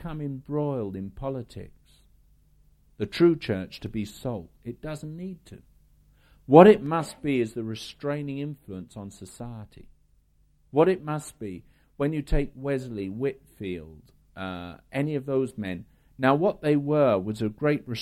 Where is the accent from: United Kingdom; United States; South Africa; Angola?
United Kingdom; I'm British. In the world, I'm British